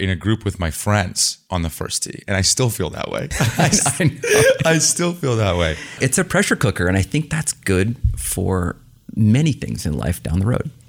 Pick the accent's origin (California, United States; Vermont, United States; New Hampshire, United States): Vermont, United States; I grew up in Vermont